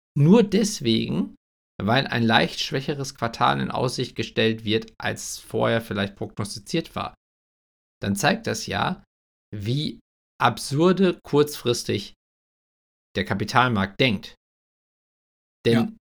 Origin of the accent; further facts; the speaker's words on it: Germany; wo wir als, als Deutsche, also in einem Sozialstaat lebend